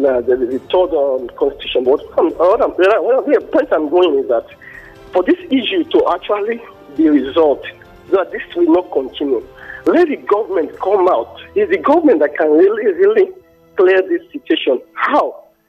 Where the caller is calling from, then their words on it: Abeokuta, Ogun State, Nigeria; I'm calling from Abeokuta.